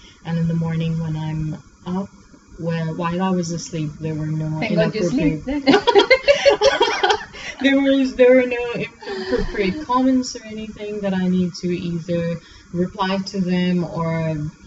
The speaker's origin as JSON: {"language": "English", "country": "Pakistan", "also_born_or_lived": "South Korea", "moved": "as an adult", "lives_now": "Dubai, United Arab Emirates", "said": "I'm originally from Pakistan, and when I was 20 years old, I moved to South Korea for about 9 years"}